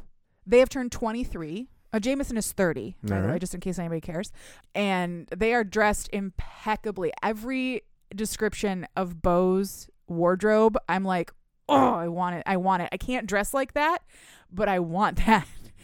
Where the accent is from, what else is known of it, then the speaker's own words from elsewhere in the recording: Michigan, United States; that's because I'm from Michigan and we don't have clubs here